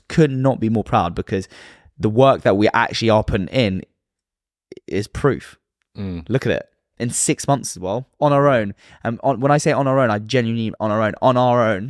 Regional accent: London, United Kingdom; I was brought up in London.

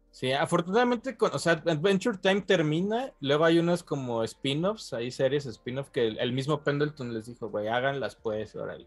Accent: Mexico; como mexicanos, como latinoamericanos

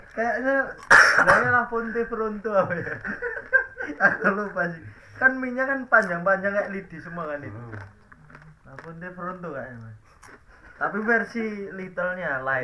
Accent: Indonesia; accent: medok (Javanese); gua medok

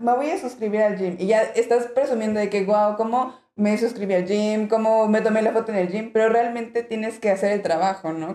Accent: Mexico; moved away as an adult; also born or lived in Mexico City; now in Alicante, Spain; nosotros como mexicanos tenemos tonos verdes

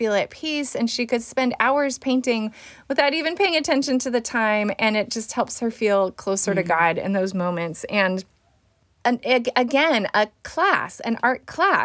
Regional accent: Fresno, California, United States; my hometown here in Fresno

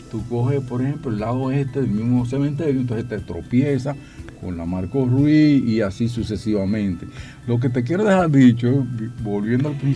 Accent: Distrito Nacional, Dominican Republic; Yo también soy de Villajuana, yo soy de Villajuana.

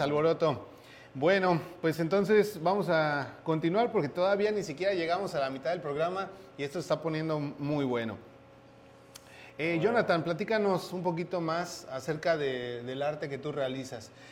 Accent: Mexico; moved away; porque yo soy mexicano

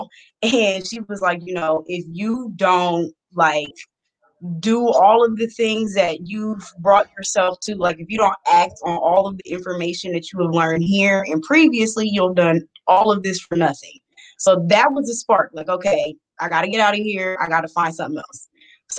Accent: Columbus, Ohio, United States; we're from Columbus, Ohio

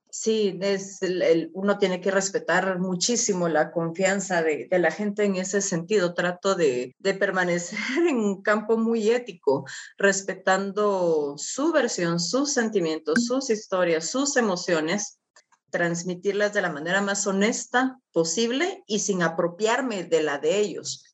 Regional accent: Guatemala; estar en mi país

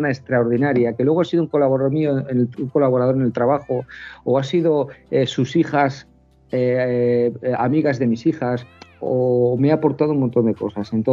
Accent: Bilbao, Basque Country, Spain; also born or lived in Cantabria; Yo soy de Bilbao, aunque llevo toda la vida en Cantabria, y la gente del norte suele ser más seca.

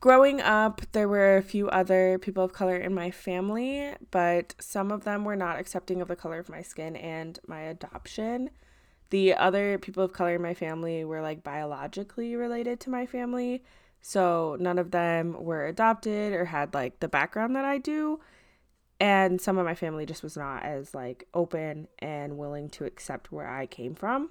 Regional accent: Midwest, United States; I grew up and live in the Midwest currently

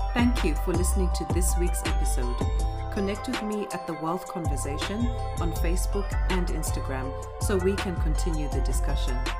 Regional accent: Zimbabwe; now in United Kingdom; when I moved to the UK from Zimbabwe

